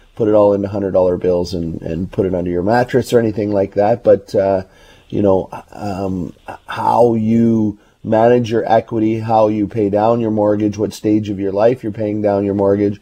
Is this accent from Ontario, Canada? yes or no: no; Burnaby, British Columbia, Canada; I grew up in Burnaby, and I know these areas well